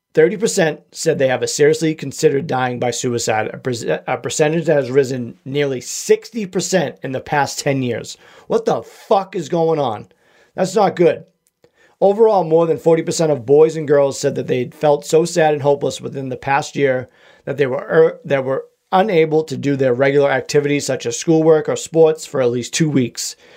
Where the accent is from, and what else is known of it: Massachusetts, United States; accent: Massachusetts